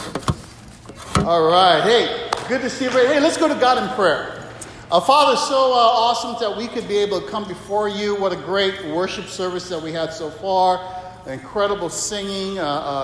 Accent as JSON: {"language": "English", "town": "Waimanalo", "region": "Hawaii", "country": "United States", "tie": "born or raised there", "also_born_or_lived": "Philippines / Asia", "moved": "yes", "said": "I grew up in Hawaii as a kid, Waimanalo"}